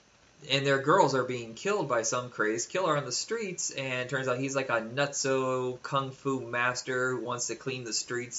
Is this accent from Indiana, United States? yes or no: yes; Indiana, United States; I grew up in Indiana.